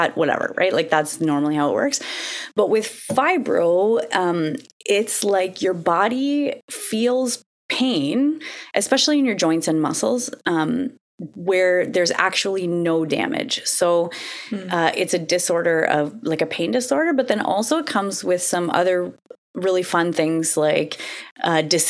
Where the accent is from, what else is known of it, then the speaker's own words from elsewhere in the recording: Canada; also born or lived in Ottawa; I am Canadian